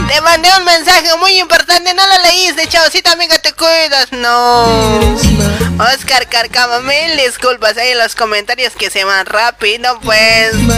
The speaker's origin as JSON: {"language": "Spanish", "country": "Bolivia", "moved": "as an adult", "lives_now": "Argentina", "said": "Yo soy de Bolivia y seré de Bolivia. Por más que viva aquí años"}